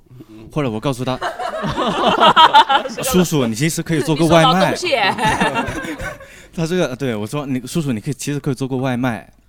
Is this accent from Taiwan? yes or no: no; Guangdong, China; 然后我是广东人，